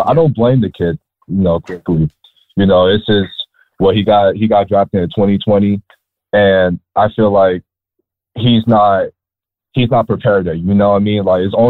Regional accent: New York, United States; As a Knicks fan, and you know, we're from New York

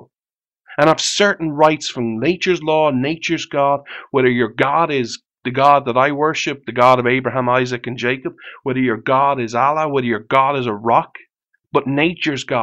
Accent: Ireland; I'm Irish.

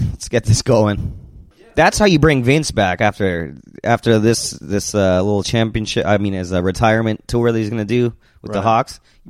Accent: Canada; we're just shitheads from Canada.

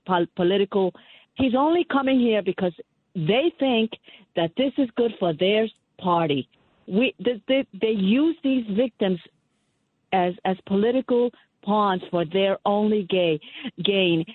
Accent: New York, United States; I'm a New Yorker. I'm not in Buffalo

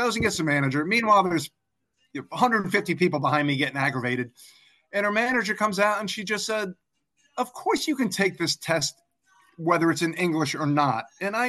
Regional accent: East Coast, United States; moved away as an adult; also born or lived in Africa; now in London, United Kingdom; I grew up on the East Coast of the U.S., just south of Washington, D.C. I am currently living in London.

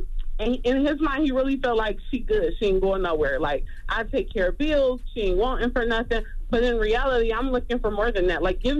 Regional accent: Detroit, Michigan, United States; I'm from Detroit, so I'm a little messed up, too. You know, I done seen a lot.

